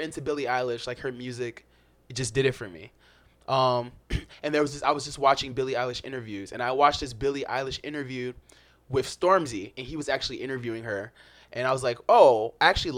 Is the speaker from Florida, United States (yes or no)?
yes; Florida, United States; also born or lived in Chicago; I am actually a Florida man. I was born in Florida.